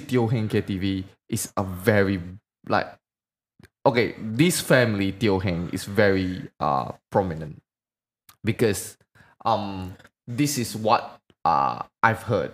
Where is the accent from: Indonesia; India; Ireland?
Indonesia; Medan, North Sumatra; where I'm from, um, I'm from Medan